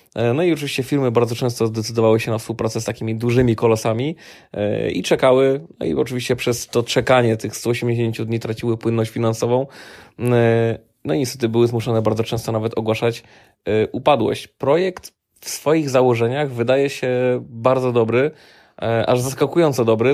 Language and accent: Polish; Silesian Voivodeship, Poland; u nas na Śląsku